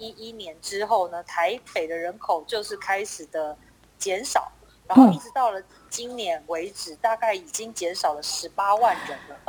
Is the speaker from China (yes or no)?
no; Taipei, Taiwan; 所以我从小就在台北长大